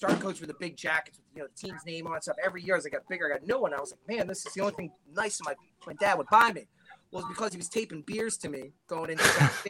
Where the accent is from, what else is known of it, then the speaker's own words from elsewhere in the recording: Delaware County, Pennsylvania, United States; now in Florida, United States; I grew up right outside of the city. I grew up in Delaware County. I was probably about 20 minutes from the stadium.